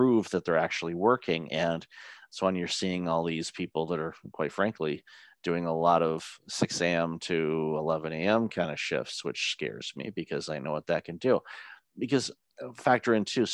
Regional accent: Detroit, Michigan, United States; I grew up in Detroit

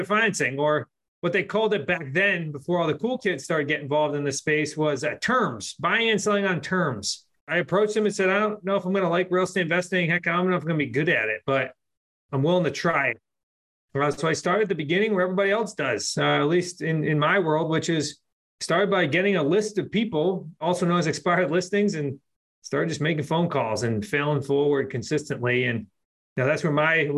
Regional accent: Worcester, Massachusetts, United States; we grew up in Central Mass

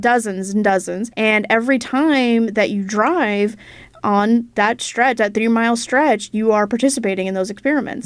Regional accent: Idaho, United States; now in Minnesota, United States; my home state of Idaho

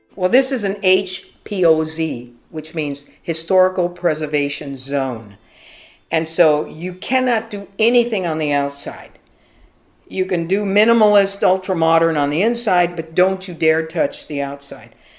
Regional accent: Los Angeles, California, United States; Born and raised in Los Angeles, California, specifically Echo Park, and within Echo Park, Angelino Heights

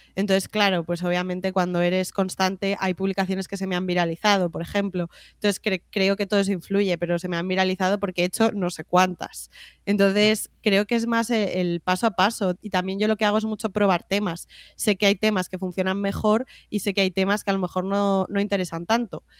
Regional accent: Madrid, Community of Madrid, Spain; also born or lived in Canary Islands; yo soy de Madrid y me encanta Madrid

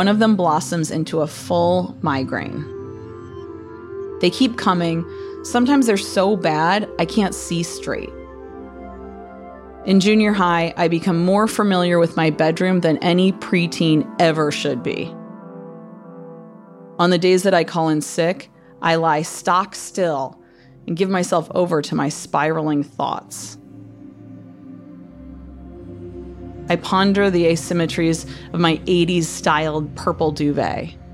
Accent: Toledo, Ohio, United States; also born or lived in Defiance, Ohio; after fourth grade, when we moved from Defiance to Toledo.

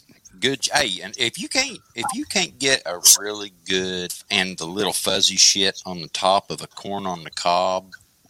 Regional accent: the South, United States; I grew up in the South.

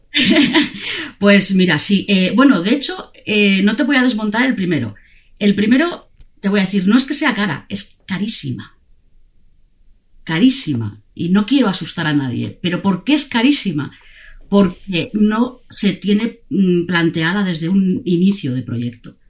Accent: Zaragoza, Aragon, Spain; moved away as an adult; now in Barcelona, Spain; somos de la misma tierra, eh, los dos venimos de Zaragoza

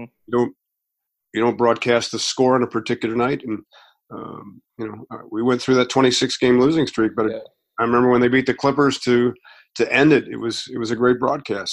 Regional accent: Strongsville, Ohio, United States; when I lived in growing up in Strongsville

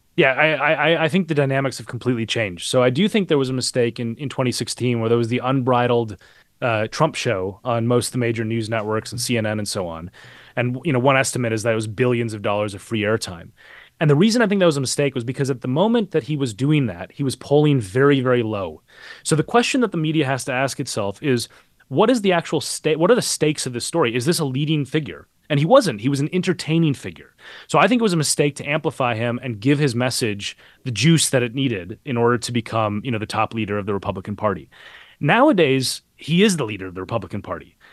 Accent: Minneapolis, Minnesota, United States; moved away; I grew up, uh, a couple miles away from where he was killed. I, I'm, I'm from Minneapolis originally

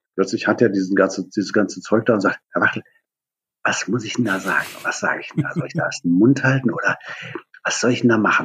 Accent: Germany; Ich bin in der DDR aufgewachsen, hinter der Mauer

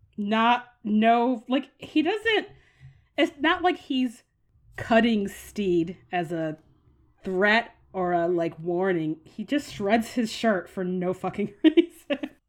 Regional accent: United States; as an American

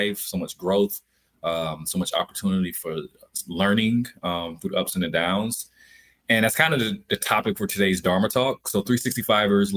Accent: Albany, Georgia, United States; I'm from Albany, Georgia, deep down south, birthplace of …

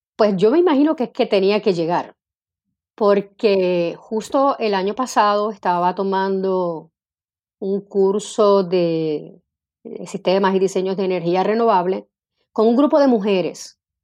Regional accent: Bayamón, Puerto Rico; also born or lived in Santurce / Carolina; yo nací en Santurce. Eh, mi mamá para entonces vivía en Bayamón, así es que de pequeñita viví en Bayamón eh, junto a mi abuelita y mi mamá. Y luego mi mamá se muda para Carolina, Así que mi adolescencia eh, estuve viviendo en Carolina

